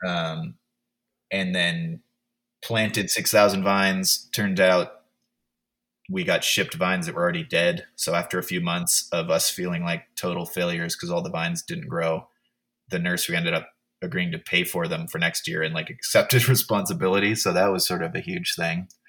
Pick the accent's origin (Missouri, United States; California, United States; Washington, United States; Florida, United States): California, United States; Oakland; also born or lived in Sebastopol, California; now in Texas, United States; grew up in Oakland and then also in Sebastopol in Sonoma County